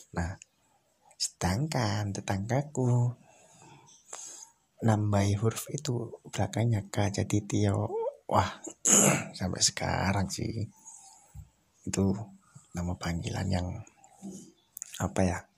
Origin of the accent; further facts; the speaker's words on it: Surabaya, East Java, Indonesia; Kalau orang Jawa kan memang aku asli Jawa, Jawa Timur. Wong Surabaya.